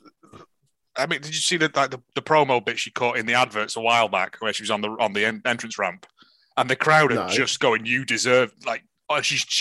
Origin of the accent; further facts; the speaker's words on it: the north of England, United Kingdom; I'm from the north.